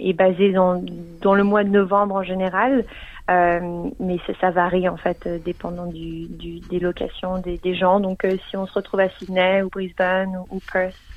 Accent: Geneva, Switzerland; now in Melbourne, Australia; je viens de Genève, donc je parle français

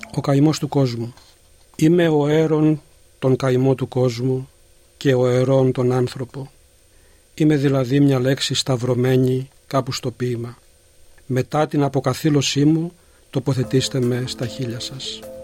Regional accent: Gastouni, Western Greece, Greece; moved away as an adult; now in Melbourne, Australia; Γεννήθηκα στη Γαστούνη Ηλίας και μετανάστευσα στην Αυστραλία το 1974

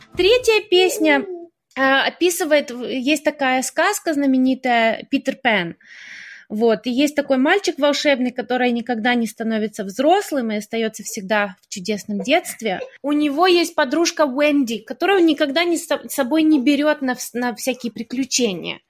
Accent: Melbourne, Victoria, Australia; moved away as an adult; also born or lived in Kharkiv, Ukraine / New York, United States / Canberra, Australia / Brisbane, Australia; now in Istanbul, Turkey; И в 94-м э, моя семья переехала в Мельбурн. Ага. И мне было 9 лет, и я с тех пор живу в Мельбурне

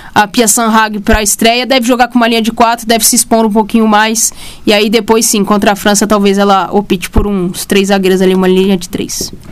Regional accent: Brazil; a gente é brasileiro

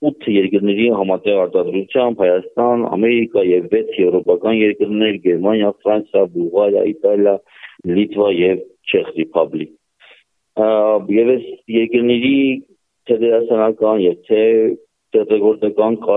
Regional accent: Nagorno-Karabakh, Azerbaijan; Ոչ միայն այն պատճառով Արցախ Արցախից եմ ես, ոչ միայն այն պատճառով Արցախի մեջ եմ մեծացել

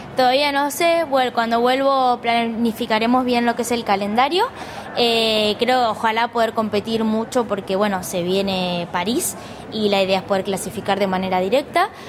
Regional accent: Cañuelas, Buenos Aires Province, Argentina; soy de Cañuelas

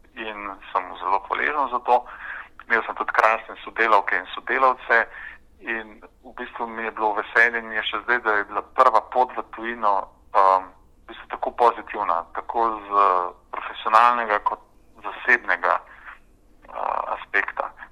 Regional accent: Ljubljana, Slovenia; moved away as an adult; also born or lived in Turkey; now in Canberra, Australia; jaz sem v bistvu rojen Ljubljančan, ki sem tam obiskoval osnovno, srednjo šolo

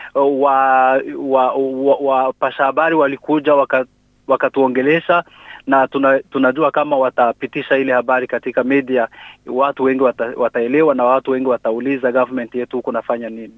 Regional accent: South Kivu, DR Congo; now in New South Wales, Australia; Sisi ni Wakongomani, hatuko Wanyarwanda, tunasomea Kongo, tunatumika Kongo.

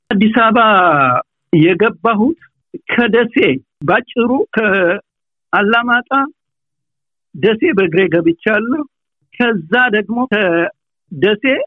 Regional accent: Maychew, Tigray, Ethiopia; also born or lived in Raya / Addis Ababa; now in Australia; የተወለድኩት ማይጨው ትግራይ ጠቅላይ ግዛት በምትባል ከተማ ነው

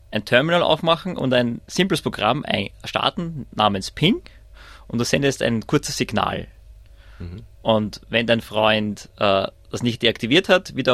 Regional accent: Austria; now in Australia; Ich bin ursprünglich aus Österreich und arbeite seit 2018 äh, an der Monash University im Department of Econometrics.

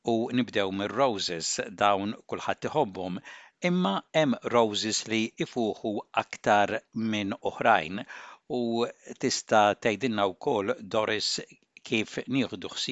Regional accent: Malta; now in Australia; bħala Maltin

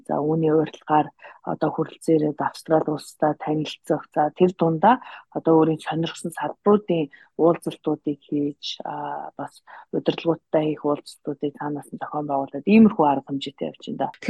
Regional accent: Mongolia; moved away as an adult; also born or lived in United States; Монголдо төрж өсөөд 10 жилээ төгсөөд тэгээд бакалавра болон магистрийн зэрэгээ Америкт төгссөн байгаа.

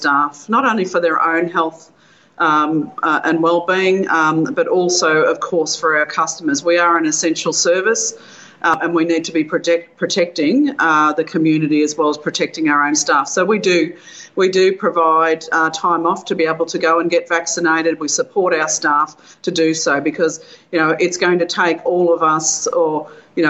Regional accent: Bendigo, Victoria, Australia; my hometown of Bendigo where I live

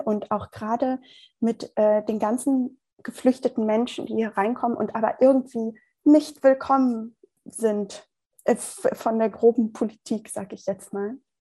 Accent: Germany; dass ich wirklich ähm, aus Deutschland komme, hier groß ge geboren bin, groß geworden bin.

